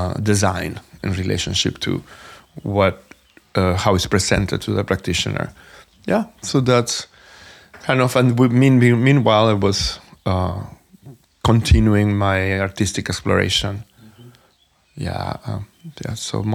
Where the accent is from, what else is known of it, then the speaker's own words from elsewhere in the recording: Venezuela; moved away as an adult; also born or lived in New York; I am originally from Venezuela, and I moved to New York in 1994 to dance.